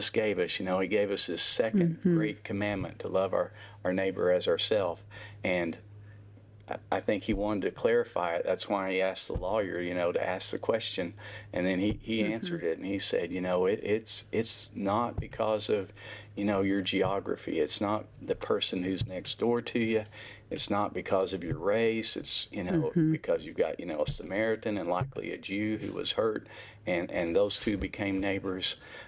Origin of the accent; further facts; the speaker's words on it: Stilwell, Oklahoma, United States; I grew up in Eastern Oklahoma, so kind mm-hmm. of Stillwell, Oklahoma, strawberry capital of the world is